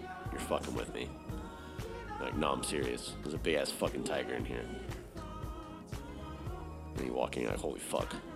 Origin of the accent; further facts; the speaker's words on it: Texas, United States; moved away; out of Houston, my home state. I don't live in Houston, but it is out of Texas.